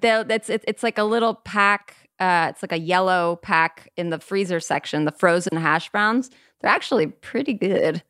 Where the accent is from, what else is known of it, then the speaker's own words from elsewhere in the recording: Burbank, California, United States; I was born and raised in Burbank, California.